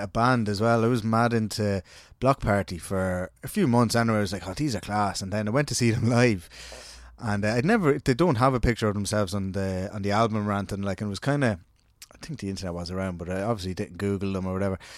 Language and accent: English; Ireland; we're a country of literaries